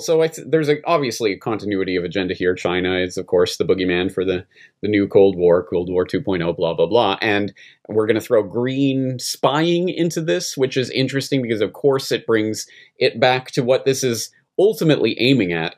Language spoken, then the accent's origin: English; Canada; now in Japan; I'm Canadian in Japan